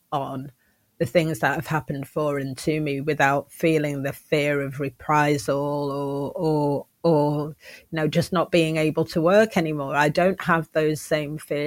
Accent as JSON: {"language": "English", "town": "Manchester", "region": "North West England", "country": "United Kingdom", "tie": "born or raised there", "also_born_or_lived": "Oxford / London", "moved": "as an adult", "said": "I am Manchester born and bred"}